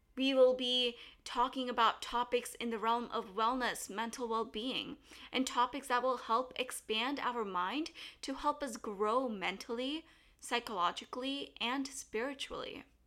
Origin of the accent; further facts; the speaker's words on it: United States; growing up in the States